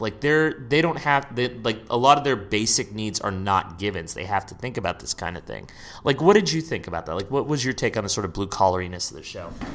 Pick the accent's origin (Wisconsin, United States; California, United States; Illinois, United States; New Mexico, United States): California, United States; San Francisco; I grew up in San Francisco